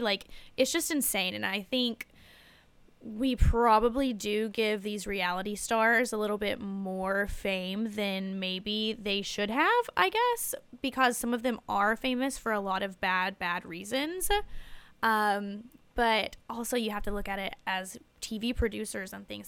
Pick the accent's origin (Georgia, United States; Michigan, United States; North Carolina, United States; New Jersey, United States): North Carolina, United States; Wilkesboro; moved away; I'm from a small town called Wilkesboro. It's about forty-five minutes out of Winston